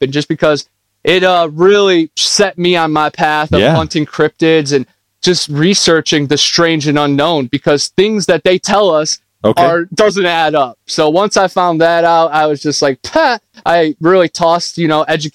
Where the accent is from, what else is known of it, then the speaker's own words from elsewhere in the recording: Ohio, United States; moved away as an adult; now in Florida, United States; I grew up in Ohio, and then I lived out of my car, and now I live in Florida, right in the swamp.